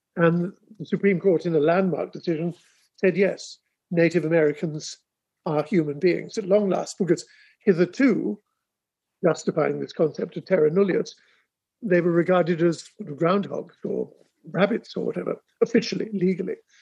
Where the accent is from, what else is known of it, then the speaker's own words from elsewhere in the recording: England, United Kingdom; moved away as an adult; now in Sandisfield, Massachusetts, United States; being an Englishman